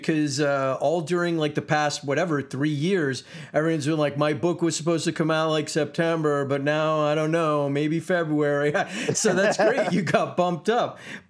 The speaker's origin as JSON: {"language": "English", "country": "United States", "said": "I'm in Los Angeles. I'm American"}